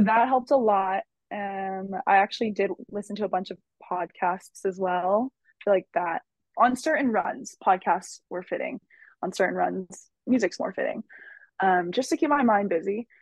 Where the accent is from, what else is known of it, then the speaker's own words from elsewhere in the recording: San Francisco, California, United States; also born or lived in San Jose; I am born and raised in San Francisco. I still live here.